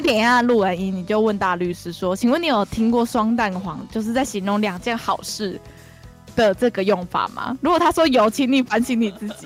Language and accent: Chinese; Taiwan; 我们台湾人